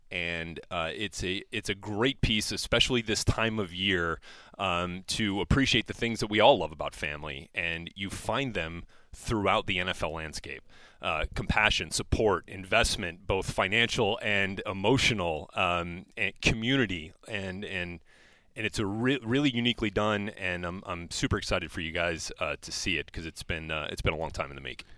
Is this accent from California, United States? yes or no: no; New Orleans, Louisiana, United States; I grew up in New Orleans